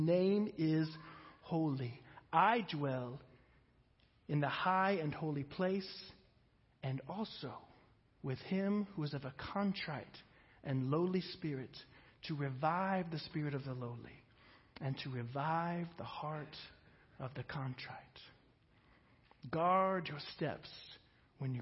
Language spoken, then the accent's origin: English; United States; for Americans